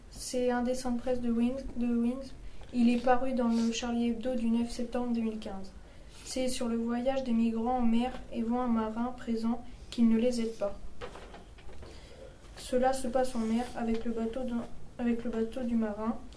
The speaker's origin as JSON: {"language": "French", "country": "Syria", "moved": "yes", "lives_now": "Germany", "said": "Je viens de Syrie, j'ai voyagé de la Turquie à la Grèce, puis je suis arrivé en Allemagne."}